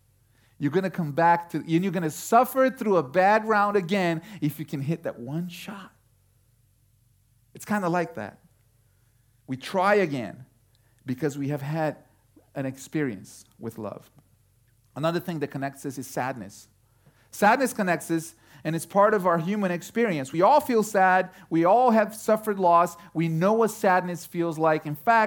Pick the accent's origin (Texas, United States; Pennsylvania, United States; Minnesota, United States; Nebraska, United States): Texas, United States; Houston; Some of you might not know, but we come from Houston, Texas. I wasn't born in Houston, but we spent enough time in Houston to watch enough Astros games to say, go Astros.